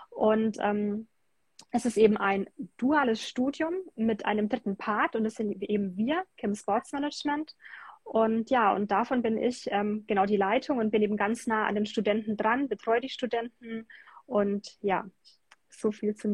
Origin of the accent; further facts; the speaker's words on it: Bamberg, Bavaria, Germany; weil ich ähm, sehr Basketball verrückt bin